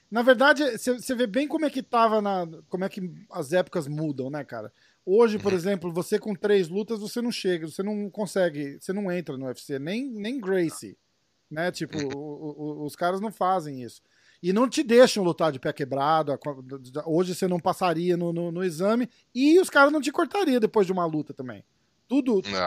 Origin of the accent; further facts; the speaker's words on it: Brazil; como brasileiro